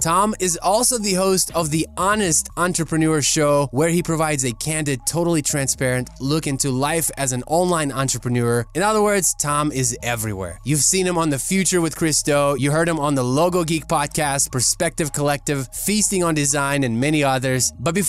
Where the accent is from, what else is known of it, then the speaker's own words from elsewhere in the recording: Kyiv, Ukraine; now in United States; I come from Eastern Bloc, you know, from Kiev, Ukraine. That was like a huge game. Then I moved to the United States.